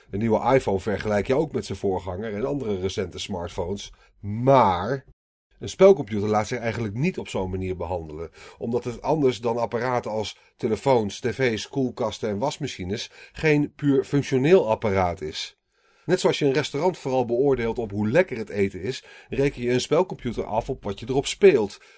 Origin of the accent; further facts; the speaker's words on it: North Brabant, Netherlands; Toen ik opgroeide in Brabant at ik regelmatig in precies zo'n kot, het Voske, net over de Belgische grens in het dorpje Poppel.